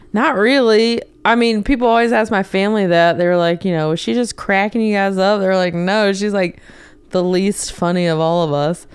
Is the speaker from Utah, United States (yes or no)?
no; North Carolina, United States; moved away as an adult; So I grew up in North Carolina, um, a small town outside of Charlotte